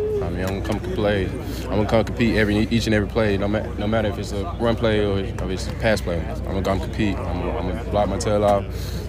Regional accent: Texas, United States; I never really just left my hometown or left Texas unless I was just going to play.

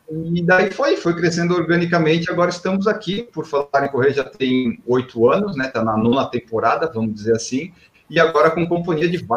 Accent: Florianópolis, Santa Catarina, Brazil; como eu sou de Florianópolis, lá em Florianópolis até que não acontece tanto, mas em São Paulo, quando eu venho correr

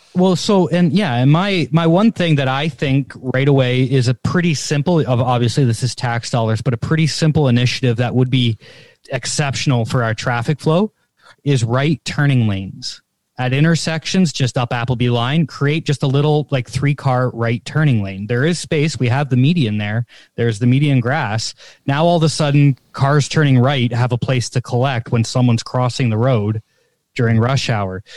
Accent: Canada; this is where my Canadianism comes out

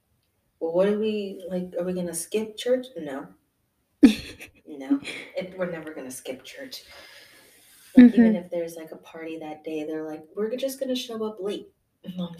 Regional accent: Chicago, Illinois, United States; I'm originally from Chicago, Illinois.

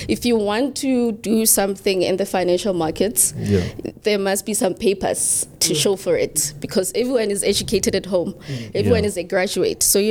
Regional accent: QwaQwa, Free State, South Africa; I was born and bred in Gwagwa, Free State. It's a very cold town.

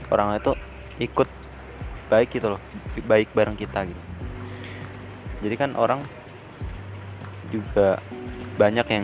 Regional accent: Depok, West Java, Indonesia; now in Yogyakarta, Indonesia; aku asli Depok separuh hidupku itu di Depok sana cuma sekarang aku lagi di Jogja sejak tahun 2010

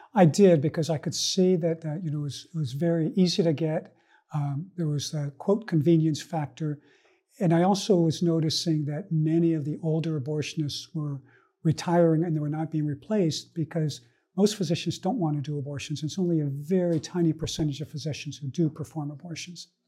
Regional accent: Northern California, United States; I was born in Northern California to an immigrant family, family that came from Columbia, South America

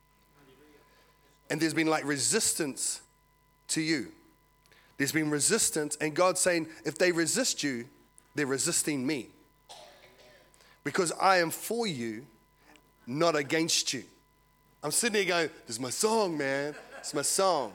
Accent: Porirua, Wellington, New Zealand; now in Australia; I was born and raised in Porirua, Cannons Creek

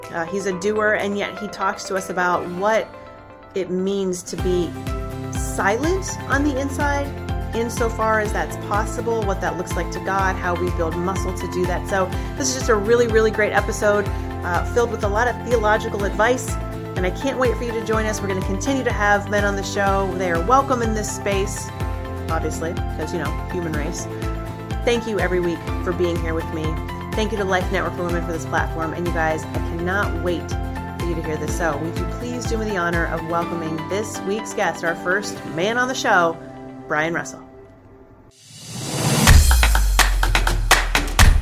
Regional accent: Minerva, Ohio, United States; moved away; I grew up in Minerva, Ohio

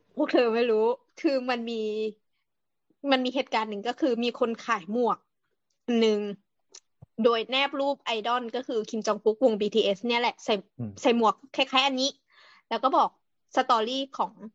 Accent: Thailand; เรามาจากไทย

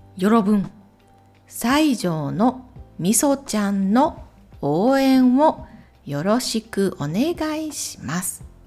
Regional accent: Ehime, Japan; 私と同じ愛媛県出身

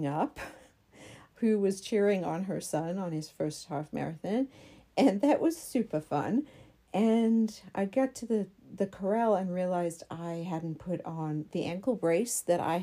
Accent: South Africa; moved away; I'm from South Africa

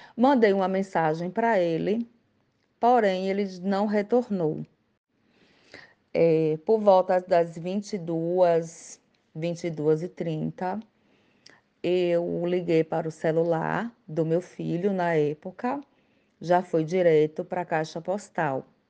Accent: Alagoinhas, Bahia, Brazil; Eu sou da cidade de Alagoinhas, Bahia, interior

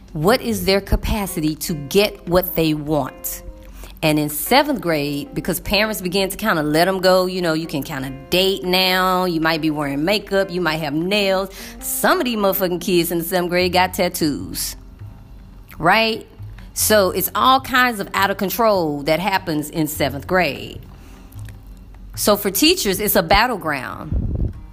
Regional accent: Texas, United States; moved away; as a brown woman, as a English speaker, and as a Texan

